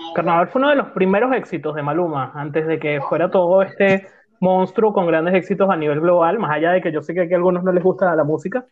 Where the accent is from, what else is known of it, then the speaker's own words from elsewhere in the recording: Venezuela; ya que somos venezolanos